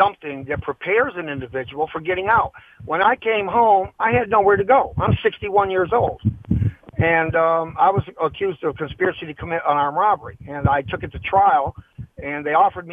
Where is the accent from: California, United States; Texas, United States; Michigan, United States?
Michigan, United States; Highland Park; I grew up in Highland Park, Michigan with no family